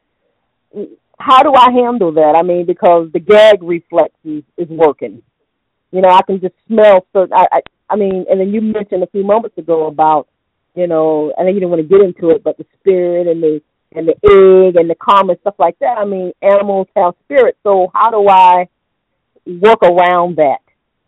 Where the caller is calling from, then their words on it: Tampa, Florida, United States; I'm calling from Tampa.